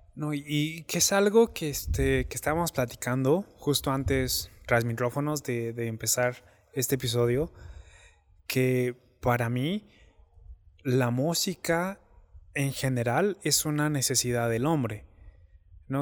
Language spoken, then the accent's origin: Spanish; Mexico; moved away